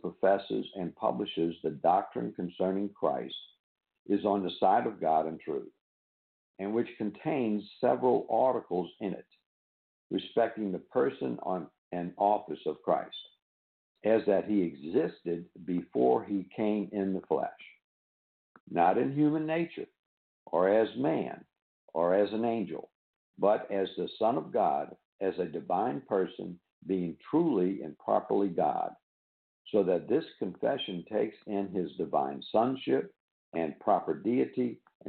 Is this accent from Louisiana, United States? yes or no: yes; New Orleans, Louisiana, United States; now in Pearl River, United States; born and raised in New Orleans